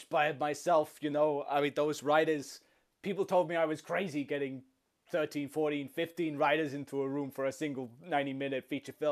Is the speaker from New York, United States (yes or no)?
yes; Queens, New York, United States; It's basically it's, it's my hometown. It's Queens, and the whole place has been locked off like like an escape from New York